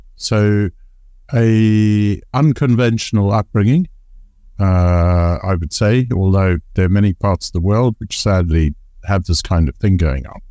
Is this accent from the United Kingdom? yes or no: no; Zimbabwe; moved away; I was growing up in Zimbabwe